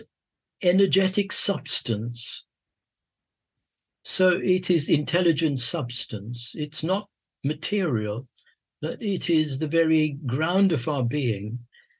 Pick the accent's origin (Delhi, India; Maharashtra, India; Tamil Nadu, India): Maharashtra, India; Mumbai; moved away; also born or lived in London, United Kingdom / Sussex, United Kingdom / Oxford, United Kingdom; I was born in Bombay, born in the East, and educated in the West